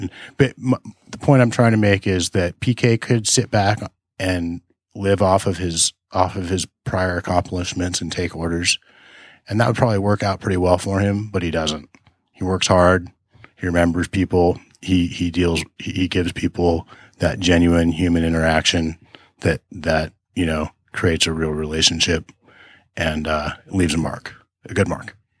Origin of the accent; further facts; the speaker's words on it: Tustin, California, United States; when I was a kid growing up around Tustin, California